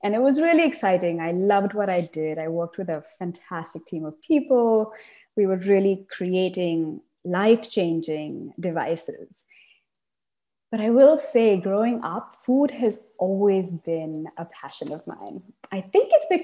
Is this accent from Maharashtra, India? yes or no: no; Chennai, Tamil Nadu, India; moved away; also born or lived in Savannah, Georgia, United States / East Coast, United States / Berkeley, California, United States; I grew up in South India, in Chennai